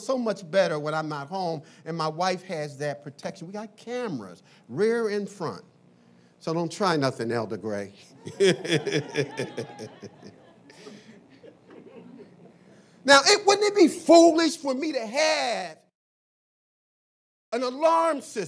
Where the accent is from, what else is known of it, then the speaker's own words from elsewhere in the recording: Philadelphia, Pennsylvania, United States; When I grew up in Philly